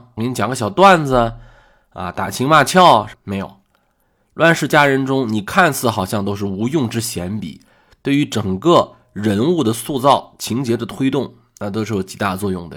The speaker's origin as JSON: {"language": "Chinese", "country": "China", "said": "我们中国人"}